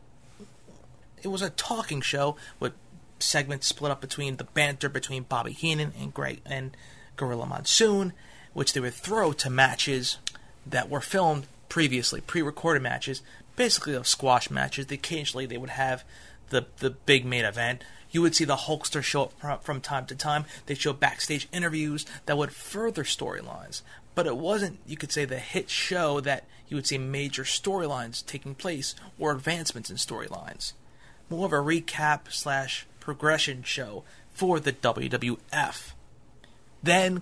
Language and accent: English; New York City, New York, United States; I'm a New Yorker. I'm a New York guy.